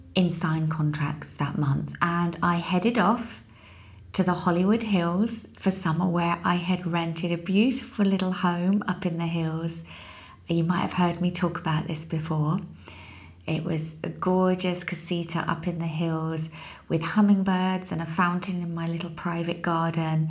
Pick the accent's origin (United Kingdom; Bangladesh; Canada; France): United Kingdom; also born or lived in London; as a British citizen